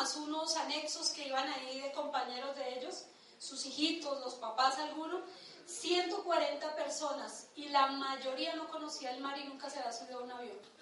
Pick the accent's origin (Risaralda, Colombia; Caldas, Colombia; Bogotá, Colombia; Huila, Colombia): Bogotá, Colombia; Nosotros nacimos en Ciudad Bolívar y nos criamos en Ciudad Bolívar.